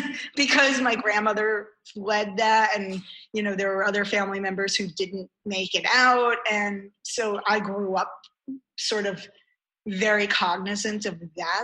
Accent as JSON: {"language": "English", "town": "New York City", "region": "New York", "country": "United States", "also_born_or_lived": "Lincoln, Nebraska", "moved": "as an adult", "lives_now": "Georgia, United States", "said": "as a New Yorker, you just sort of want to know where people stand"}